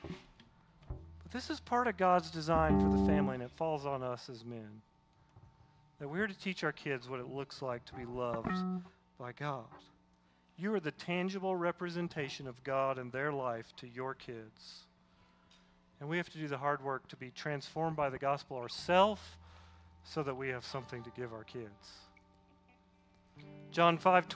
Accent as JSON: {"language": "English", "region": "Southeast", "country": "United States", "tie": "born or raised there", "said": "Growing up in the Southeast"}